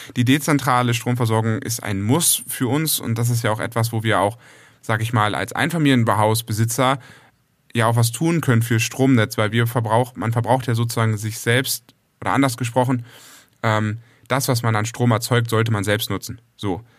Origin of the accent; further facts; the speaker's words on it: Northern Germany, Germany; als Norddeutscher